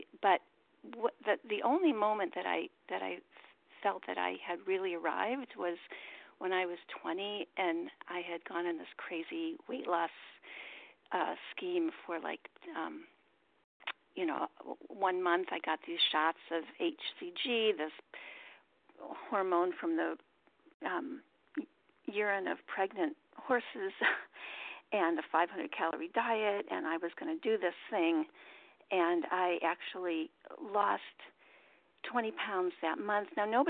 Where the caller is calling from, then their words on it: Baltimore, Maryland, United States; gratefully recovered compulsive overeater in Baltimore. Thanks, Maryland.